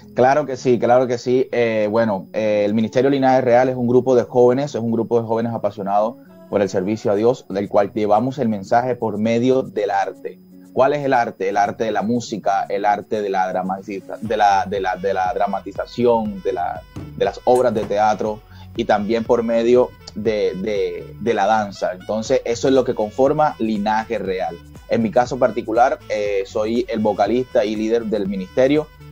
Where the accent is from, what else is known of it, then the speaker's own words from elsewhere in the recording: Colombia; que nos identificara como colombianos